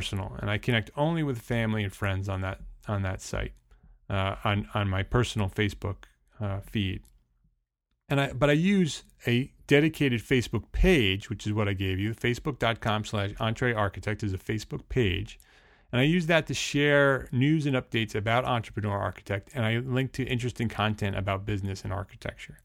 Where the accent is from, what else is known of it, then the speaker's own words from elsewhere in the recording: Paramus, New Jersey, United States; During my high school years growing up in Paramus, New Jersey